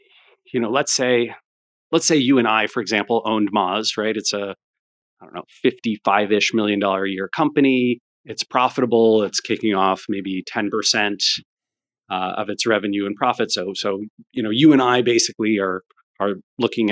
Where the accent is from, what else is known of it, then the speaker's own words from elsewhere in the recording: United States; as an American